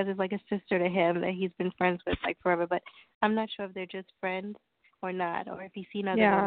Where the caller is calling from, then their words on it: Long Island, New York, United States; I'm calling from Long Island, New York.